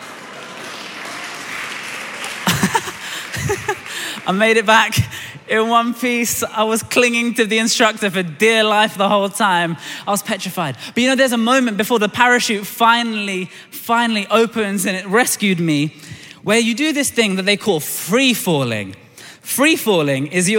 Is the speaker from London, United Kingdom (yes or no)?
yes; London, United Kingdom; I was born in Tooting in Southwest London.